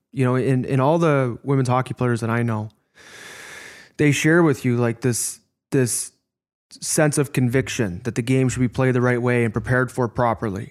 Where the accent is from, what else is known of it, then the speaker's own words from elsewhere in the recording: Chicago, Illinois, United States; as a young man growing up in Chicago